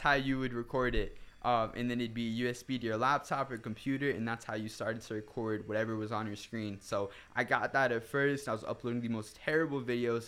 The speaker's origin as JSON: {"language": "English", "town": "Wayne", "region": "New Jersey", "country": "United States", "said": "I'm from Wayne, New Jersey"}